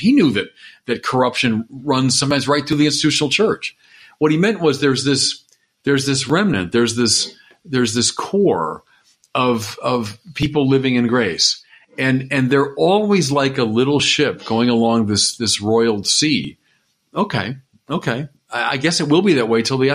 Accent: United States; I'm an American. I'm a proud American

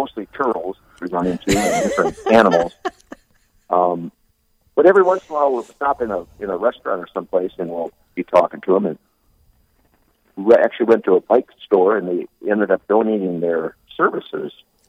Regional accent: Redfield, South Dakota, United States; I'm from Redfield. That's where I grew up. I know some of the back roads.

